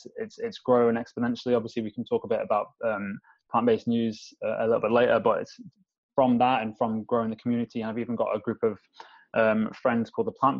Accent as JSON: {"language": "English", "area": "Staffordshire", "region": "West Midlands", "country": "United Kingdom", "tie": "born or raised there", "also_born_or_lived": "London", "said": "I live, my hometown, which is in Staffordshire in the middle of Manchester and Birmingham"}